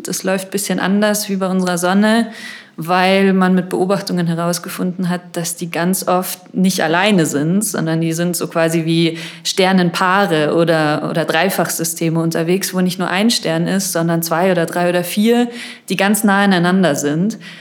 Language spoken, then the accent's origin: German; Munich, Bavaria, Germany; also born or lived in Madrid; ich komme aus München, ich war hier auch auf der Schule